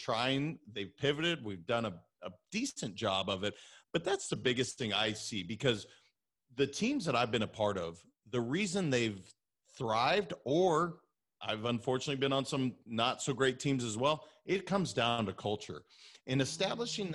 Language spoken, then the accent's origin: English; Montana, United States; also born or lived in California; now in Florida, United States; I'm originally from Montana